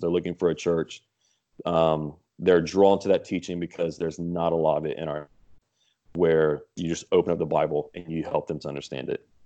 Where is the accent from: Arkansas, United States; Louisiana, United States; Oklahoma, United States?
Louisiana, United States; Lafayette; also born or lived in Texas; I was born in Texas, but grew up in the Lafayette area